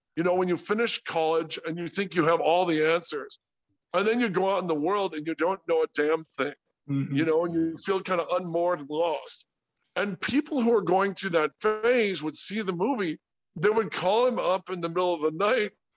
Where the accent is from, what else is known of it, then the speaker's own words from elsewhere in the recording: Sterling Heights, Michigan, United States; moved away; also born or lived in California; We're we're big Polish, Irish, Scotch Irish family out of Michigan. You know we're we're from Sterling Heights